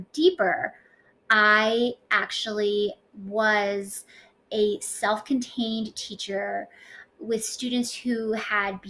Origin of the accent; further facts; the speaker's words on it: Colorado Springs, Colorado, United States; moved away as an adult; also born or lived in Fort Collins, Colorado / Rocky Mount, North Carolina; most of my life, I grew up in Colorado Springs, Colorado.